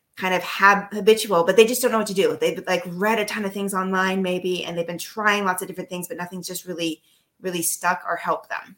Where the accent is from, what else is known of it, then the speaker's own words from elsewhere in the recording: United States; moved away as an adult; now in Netherlands; I'm American. Uh, that's living abroad, so also kind of an expat